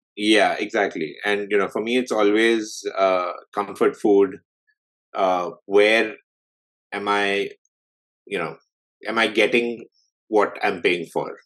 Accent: Delhi, India; moved away as an adult; now in Toronto, Canada; I grew up in India. I was in Delhi all my life.

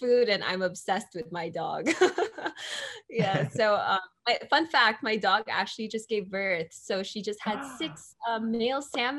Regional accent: Philippines; It was very fun, you know, and I think Filipino culture, it's just so vibrant.

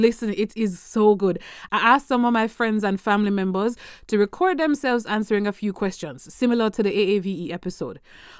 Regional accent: Jamaica; my identity as a Jamaican

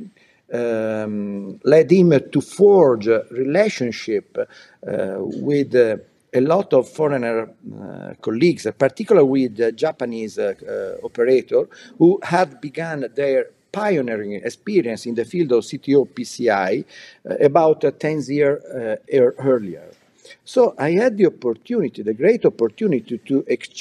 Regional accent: Milan, Lombardy, Italy; I was born in Milan, and I study in medicine

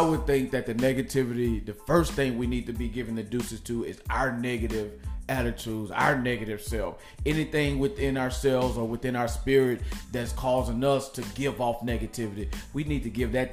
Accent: Nashville, Tennessee, United States; born or raised there; moved away

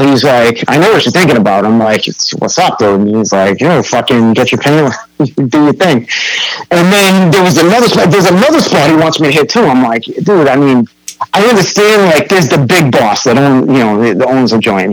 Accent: North Shore, Massachusetts, United States; growing up on the North Shore

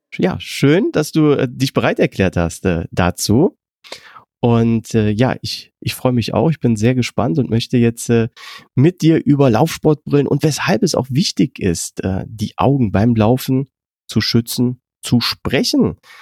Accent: Germany; wir können ja als Deutsche

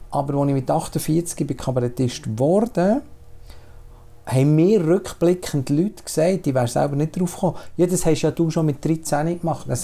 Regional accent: Switzerland; ich kenne die Schweiz in, in vielen Facetten. Schon rein, weil ich auf dem Land bin aufgewachsen und in die Stadt in die Schule gegangen

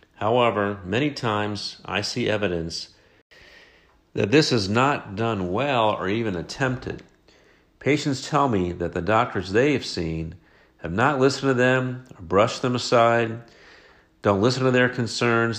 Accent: Dayton, Ohio, United States; I started practicing family medicine in my hometown of Dayton, Ohio

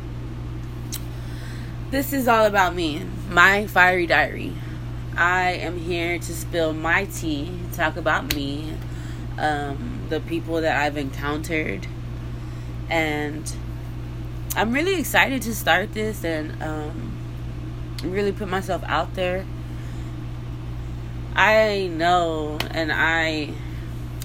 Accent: Texas, United States; I'm from Texas. I don't know if you can hear from my voice, but yeah, I've been here my whole fucking life in the same fucking town.

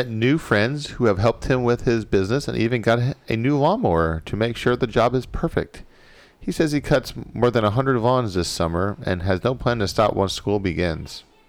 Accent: United States; I don't have a British accent. I'm American.

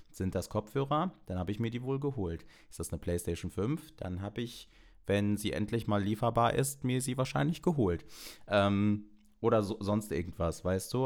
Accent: Germany; now in Cologne, Germany; aber ich bin hier in Deutschland geboren und meine Mutter auch

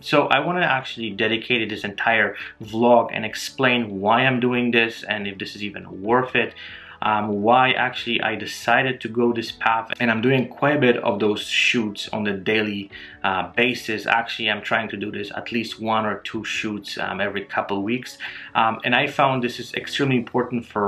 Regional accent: Poland; moved away; I'm originally from Poland and my family still lives here

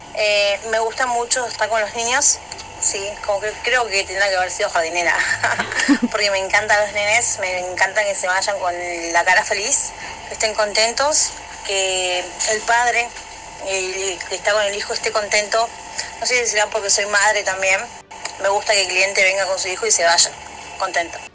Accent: Villa Ballester, Buenos Aires Province, Argentina; soy de Barrio de Villa Ballester

